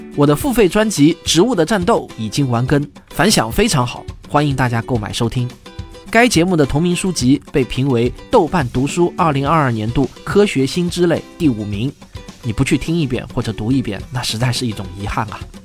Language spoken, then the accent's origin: Chinese; Shanghai, China; 我作为一个上海人，经历了曾经上海两个月的封城